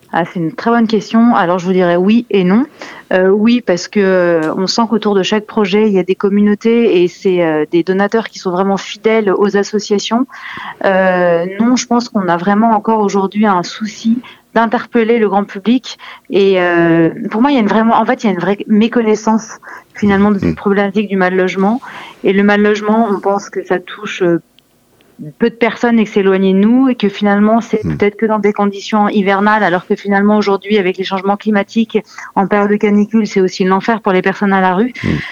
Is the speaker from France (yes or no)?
yes; France; en tant que française